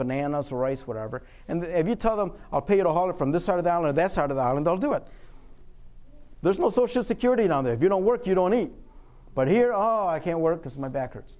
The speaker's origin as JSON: {"language": "English", "region": "Michigan", "country": "United States", "said": "I'm from Michigan"}